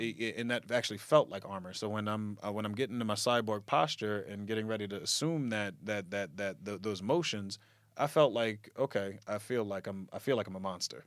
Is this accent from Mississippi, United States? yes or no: no; Lawnside, New Jersey, United States; also born or lived in Baltimore, Maryland / Camden, New Jersey; my family moved back to where they were originally from, Lawnside. And that's where I spent most of the years growing up